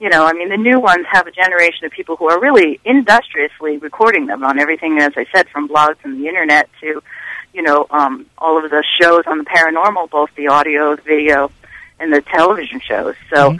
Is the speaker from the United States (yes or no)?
yes; New York, New Jersey, Pennsylvania region, United States; I grew up in New York, New Jersey, Pennsylvania region, so those books were like a shoe-in.